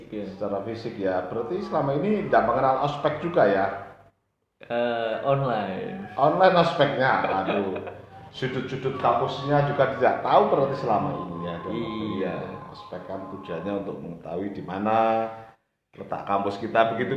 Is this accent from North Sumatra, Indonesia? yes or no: no; Nganjuk, East Java, Indonesia; iya saya asli Nganjuk kok